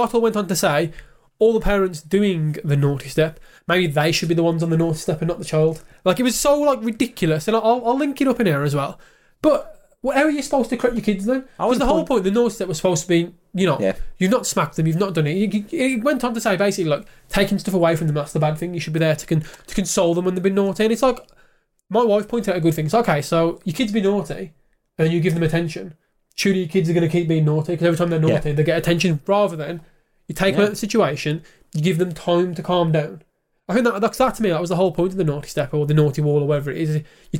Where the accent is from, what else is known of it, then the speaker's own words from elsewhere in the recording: United Kingdom; Look, we're both British.